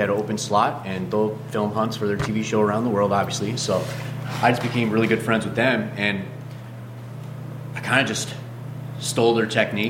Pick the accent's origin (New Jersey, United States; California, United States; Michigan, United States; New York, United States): New York, United States; also born or lived in Ohio; So like, growing up in New York, in Ohio and stuff like that, a nice antlered white-tailed deer, and I'm like, oh, we're going deer hunting.